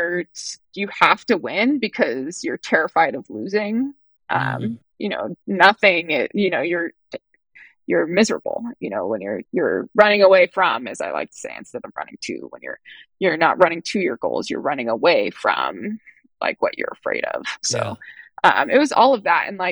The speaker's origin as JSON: {"language": "English", "region": "Hawaii", "country": "United States", "tie": "born or raised there", "said": "growing up in Hawaii"}